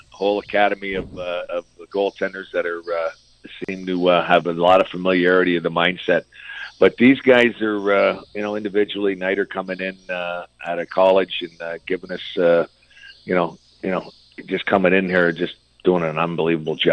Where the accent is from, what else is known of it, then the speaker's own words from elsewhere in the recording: Windsor, Ontario, Canada; I grew up in Windsor, so we'd go the odd time we go to Hazel or DRC